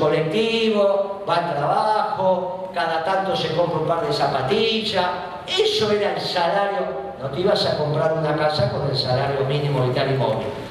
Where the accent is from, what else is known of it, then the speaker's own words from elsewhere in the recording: Argentina; Nosotros somos la Argentina